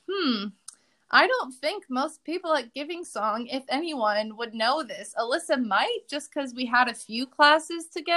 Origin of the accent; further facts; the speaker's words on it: Chicagoland area, Illinois, United States; moved away as an adult; also born or lived in Missouri; So I'm from the Chicagoland area. I live about an hour and a half-ish north of the city. I'm in like the far upper corner. I live right by Lake Michigan.